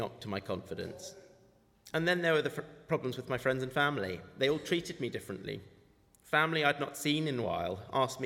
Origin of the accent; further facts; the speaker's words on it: United Kingdom; also born or lived in Cleveland, Ohio, United States / South Africa; my parents made the very difficult decision to leave their beloved homeland and move to the UK when I was about 3 years old